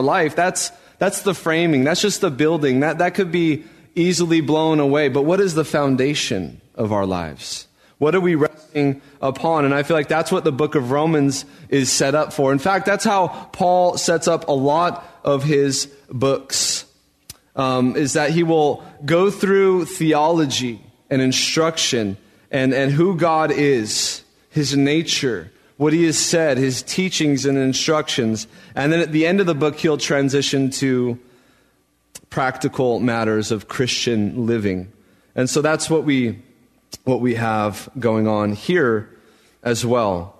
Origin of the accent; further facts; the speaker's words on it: Albuquerque, New Mexico, United States; moved away as an adult; now in San Mateo, United States; When I was growing up in Albuquerque, New Mexico